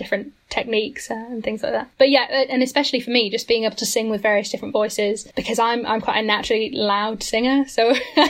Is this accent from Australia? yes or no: no; the north of England, United Kingdom; I'm from the north of England